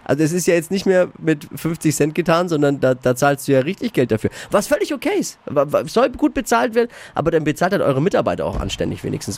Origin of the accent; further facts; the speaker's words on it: Erlangen, Bavaria, Germany; now in Nuremberg, Germany; Ich bin Erlangen geboren